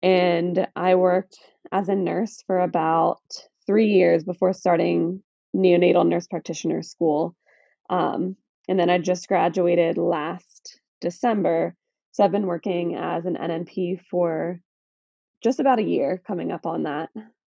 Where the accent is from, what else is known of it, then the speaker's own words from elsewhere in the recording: Pittsburgh, Pennsylvania, United States; I'm from Pittsburgh.